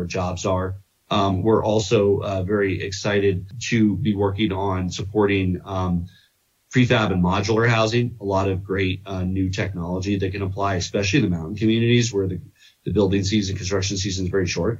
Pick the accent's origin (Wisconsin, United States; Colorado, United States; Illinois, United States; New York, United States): Colorado, United States; Boulder; my hometown, Boulder